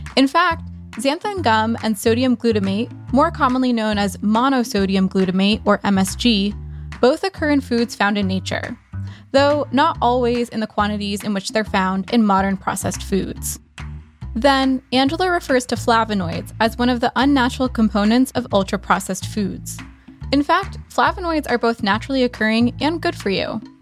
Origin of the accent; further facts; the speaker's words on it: Toronto, Ontario, Canada; I'm from Toronto, Canada.